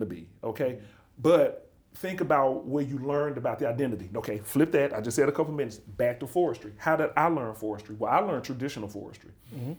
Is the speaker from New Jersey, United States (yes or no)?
no; Birmingham, Alabama, United States; moved away as an adult; I'm from Birmingham, Alabama